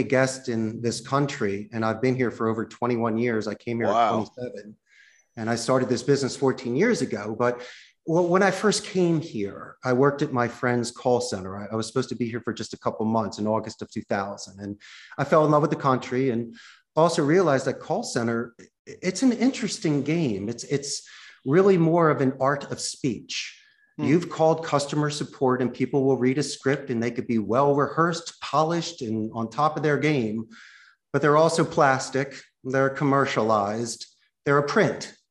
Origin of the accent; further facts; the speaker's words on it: Philadelphia, Pennsylvania, United States; moved away as an adult; also born or lived in Spain / Arizona; now in Costa Rica; I grew up in Philly